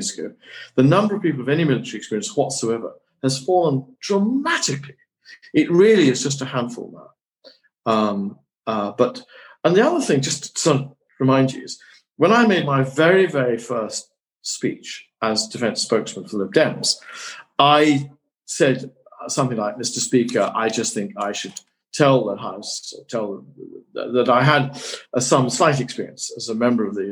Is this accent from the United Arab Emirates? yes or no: no; Tain, Scotland, United Kingdom; I'm still Scot. I shall live in my hometown of Tain, where I'm speaking for.